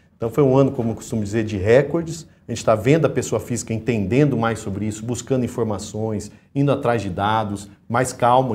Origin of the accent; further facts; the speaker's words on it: Minas Gerais, Brazil; eu como mineiro